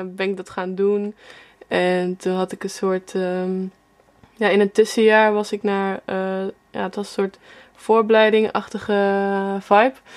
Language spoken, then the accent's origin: Dutch; Apeldoorn, Gelderland, Netherlands; moved away as an adult; now in Amsterdam, Netherlands; En ik kom uit Apeldoorn zelf, dus ik woon nu denk sinds vijf jaar of zo in Amsterdam